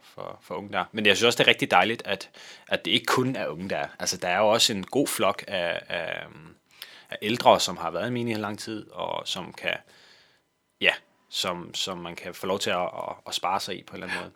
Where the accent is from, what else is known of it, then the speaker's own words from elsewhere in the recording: Kolding, Southern Denmark, Denmark; moved away as an adult; now in Valby, Denmark; jeg kommer fra Kolding af, øh, ja. men bor nu i, i Valby.